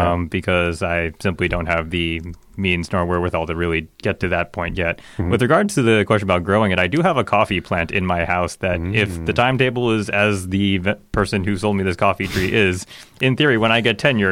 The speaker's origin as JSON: {"language": "English", "town": "New York City", "region": "New York", "country": "United States", "tie": "born or raised there", "said": "So I grew up in Chinatown, Manhattan."}